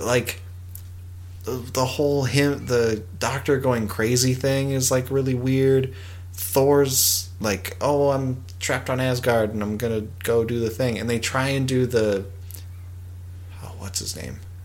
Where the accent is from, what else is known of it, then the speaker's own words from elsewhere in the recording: Alberta, Canada; I'm from Alberta